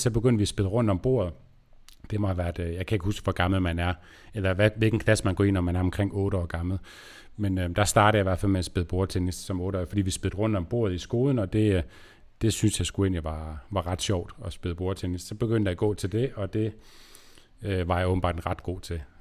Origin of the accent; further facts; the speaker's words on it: Aarhus, Central Denmark Region, Denmark; also born or lived in Aalborg; jeg kommer fra Aarhus og har boet der, boet her, jeg er i Aarhus nu, og boet her hele mit liv, øh, undtaget lige syv år i Aalborg